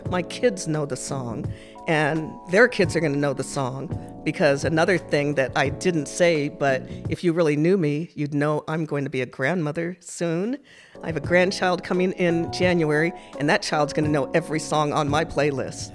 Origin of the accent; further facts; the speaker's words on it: Massachusetts, United States; also born or lived in Japan; I spent my childhood growing up in Massachusetts